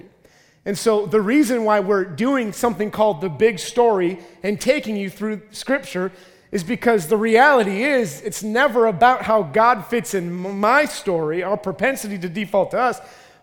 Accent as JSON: {"language": "English", "region": "Minnesota", "country": "United States", "said": "I'm from Minnesota."}